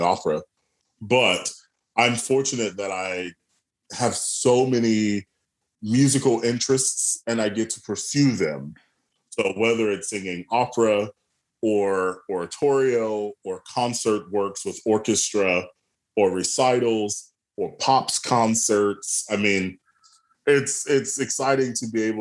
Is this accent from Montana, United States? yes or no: no; Atlanta, Georgia, United States; I am from Atlanta, Georgia. I was born and raised there